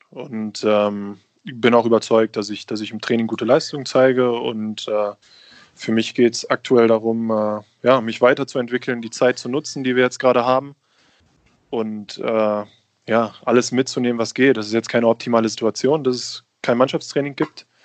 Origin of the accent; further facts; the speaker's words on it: Bochum, North Rhine-Westphalia, Germany; Ähm, in der Stadt leben, leben alle meine Freunde, meine Familie lebt da. Ähm, ich bin mit dem, mit, dem, mit dem Fußballclub aufgewachsen. Ich war das erste Mal im Stadion, als ich vier Jahre alt war.